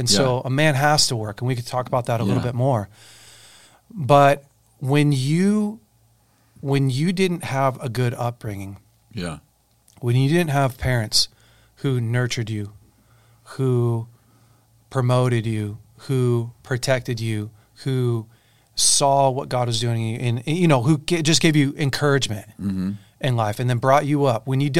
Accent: Weaverville, United States; growing up in Weaverville.

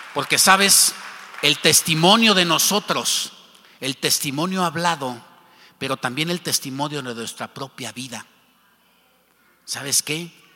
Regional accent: Mexico; como mexicanos

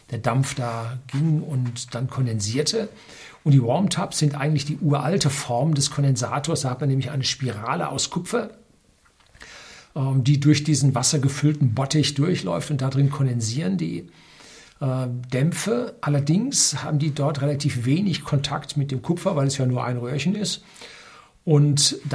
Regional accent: North Rhine-Westphalia, Germany; ich bin im Ruhrgebiet aufgewachsen, da war der Himmel schwefelgelb

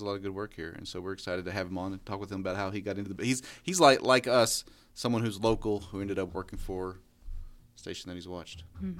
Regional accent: United States; accent: country

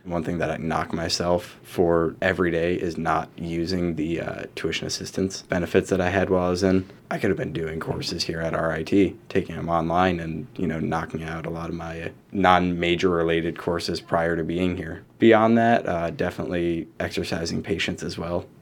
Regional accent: Rochester, New York, United States; I'm from Rochester originally. I graduated from East Rochester High School

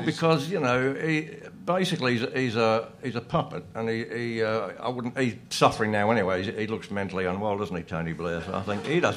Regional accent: Australia

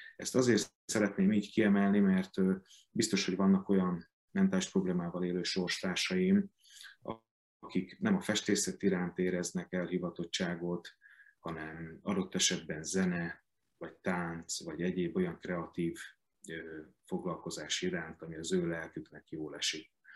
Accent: Hungary; a szülővárosomban, a Petőfi Színházban

